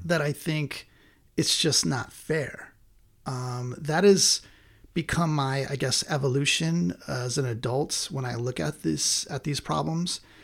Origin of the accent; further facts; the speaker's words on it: United States; as American people